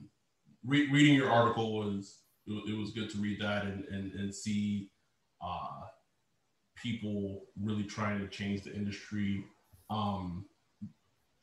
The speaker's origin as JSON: {"language": "English", "country": "United States", "said": "we're Black men and we know how difficult it is to succeed in this country, being African American"}